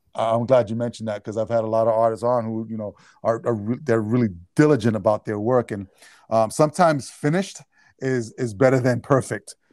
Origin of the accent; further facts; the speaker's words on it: New York, United States; now in New Jersey, United States; a Jersey boy, which I'm actually from New York